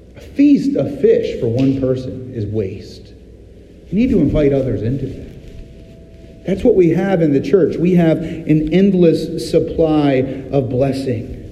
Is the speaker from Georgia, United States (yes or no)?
no; Virginia Beach, Virginia, United States; I'm from Virginia Beach, Virginia, and my aunt happened to live on Shore Drive, right there next to a marina